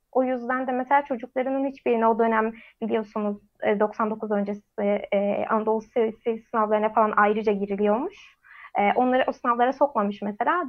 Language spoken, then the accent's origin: Turkish; Bursa, Turkey; memleketim Bursa'da